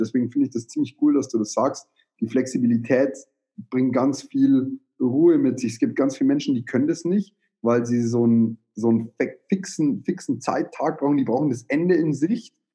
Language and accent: German; Bavaria, Germany; bei uns in Bayern